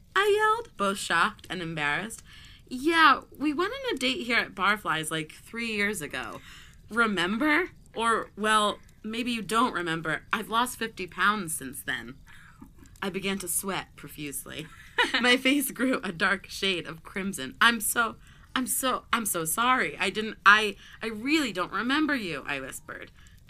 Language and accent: English; Seattle, Washington, United States; He knew I was originally from Seattle.